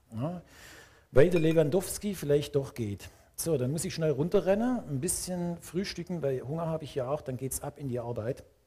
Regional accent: Swabia, Germany; als Schwabe

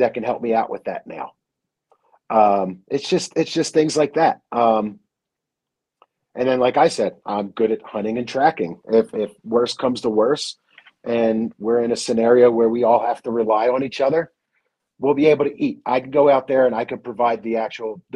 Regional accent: Philadelphia, Pennsylvania, United States; moved away as an adult; also born or lived in Rocky Mountains; I grew up in Philadelphia

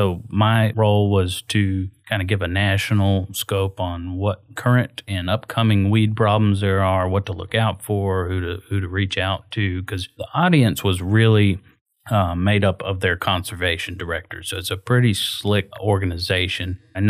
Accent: Florida, United States; I grew up in Citrus County, Florida, which is the best of both worlds.

